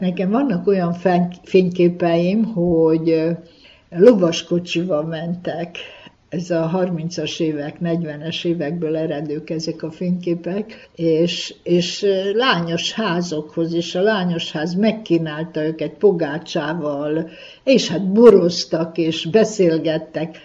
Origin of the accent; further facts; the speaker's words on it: Délvidék, Vojvodina, Serbia; itt a szülőföldem, szülőfalumba